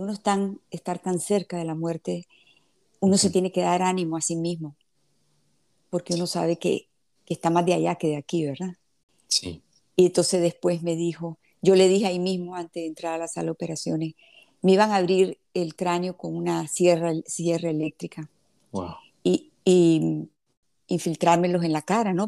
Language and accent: Spanish; Nicaragua; also born or lived in Havana, Cuba; Yo nací en La Habana, Cuba, y cuando el régimen de Fidel Castro, nosotros salimos de Cuba y venimos directamente a Nicaragua. Aquí hemos vivido toda la vida.